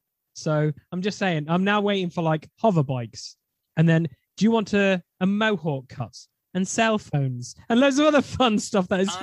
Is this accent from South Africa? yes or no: no; United Kingdom; That's what we could say about us Brits.